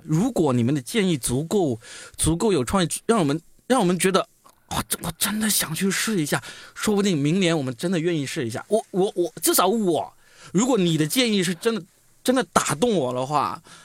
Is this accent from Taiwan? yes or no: no; China; 我们中国人